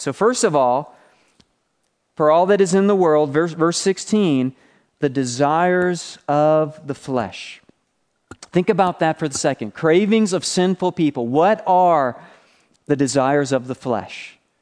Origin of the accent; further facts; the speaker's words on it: Buffalo, New York, United States; So I'm from Buffalo, New York. I used to live on Niagara Falls Boulevard